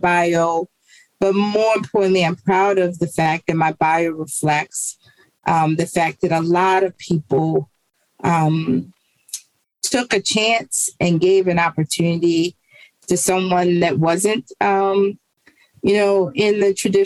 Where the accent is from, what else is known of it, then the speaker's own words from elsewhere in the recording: Baltimore, Maryland, United States; grew up in East Baltimore. I've always lived in East Baltimore